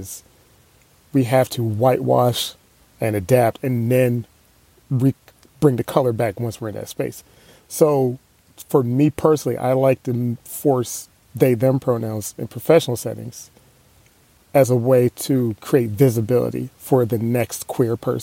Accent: United States; I'm American

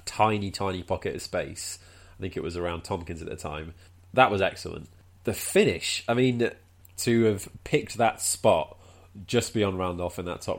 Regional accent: Wales, United Kingdom; I'm Welsh

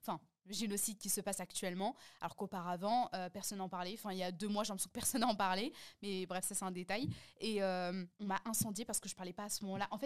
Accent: Morocco; ou bien moi, par exemple, je suis marocaine turque, en général, on est musulman.

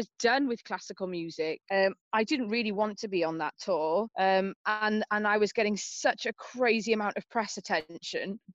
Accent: Cardiff, Wales, United Kingdom; I was born in St. David's Hospital in Canton, Cardiff

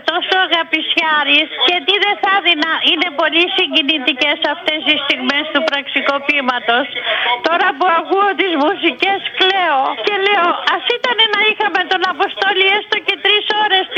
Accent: Corfu, Ionian Islands, Greece; όχι, δυστυχώ και εγώ από χωριό είμαι ότι κατάλαβε από την Κέρκυρα.

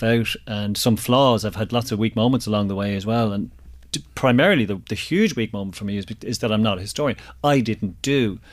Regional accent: Ireland; also born or lived in Drogheda; I'm very proud of being Irish.

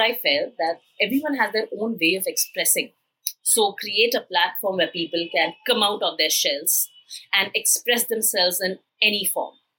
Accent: India; had grown in a typical middle class Indian family

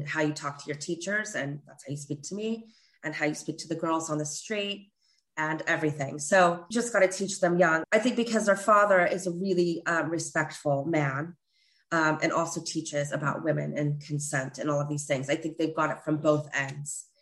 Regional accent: Northern California, United States; now in England; I grew up in Northern California. I didn't grow up in, in England

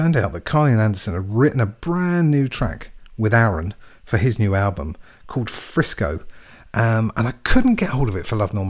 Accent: England, United Kingdom; I'm English

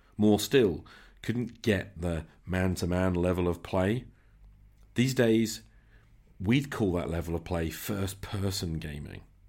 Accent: Nottingham, East Midlands, United Kingdom; Faculty of Medicine and Health Sciences, right in my hometown

